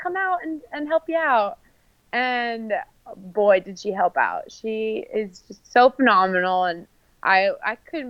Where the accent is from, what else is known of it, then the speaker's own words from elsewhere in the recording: Coeur d'Alene, Idaho, United States; now in Boise, United States; I was actually born in Coeur d'Alene, Idaho